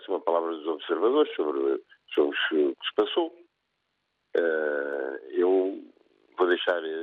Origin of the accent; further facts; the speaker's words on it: Angola; de Angola que sou